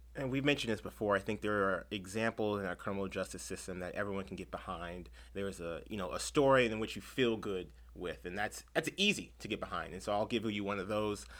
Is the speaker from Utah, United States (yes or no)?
no; Chula Vista, California, United States; I'm born and raised in San Diego, but specifically Chula Vista.